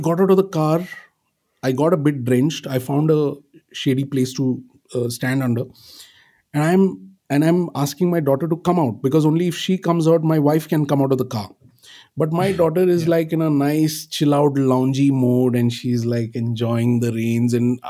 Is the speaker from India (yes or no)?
yes; Pune, Maharashtra, India; moved away; I was in my hometown in Pune, in Maharashtra